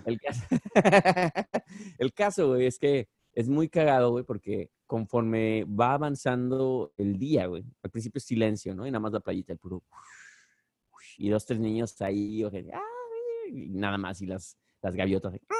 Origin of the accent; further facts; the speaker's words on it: Mexico; now in Bronx, United States; soy el único mexicano en, el grupo